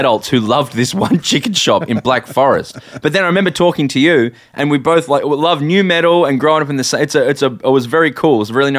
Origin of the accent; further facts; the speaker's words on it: Adelaide, South Australia, Australia; I moved over to Adelaide in 96